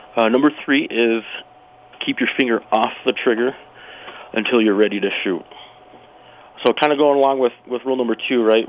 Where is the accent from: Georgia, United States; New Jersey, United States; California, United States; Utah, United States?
Utah, United States; moved away as an adult; now in Casper, United States; I grew up in Utah